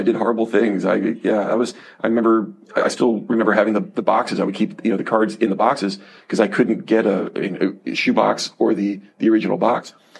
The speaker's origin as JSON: {"language": "English", "town": "Miami", "region": "Florida", "country": "United States", "tie": "born or raised there", "said": "growing up in Miami, we really didn't have local teams."}